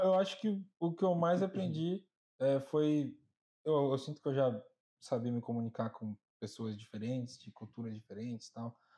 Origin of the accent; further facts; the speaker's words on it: Brazil; now in United States; de onde eu venho, no Brasil em geral